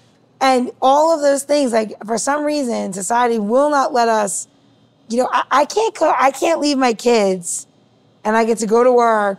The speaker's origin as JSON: {"language": "English", "region": "New York", "country": "United States", "tie": "born or raised there", "said": "my father was a chef. I grew up in New York."}